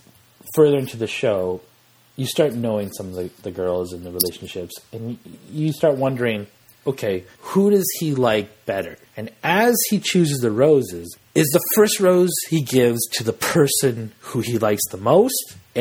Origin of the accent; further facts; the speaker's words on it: Western Canada, Canada; we're Canadian in the West